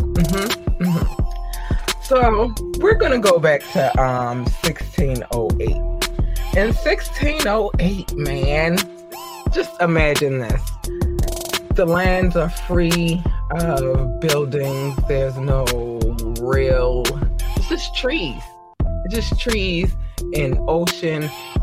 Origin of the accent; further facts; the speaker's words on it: Baltimore, Maryland, United States; also born or lived in North Carolina; I am from Baltimore, Maryland. Originally born in North Carolina, but raised in Baltimore, Maryland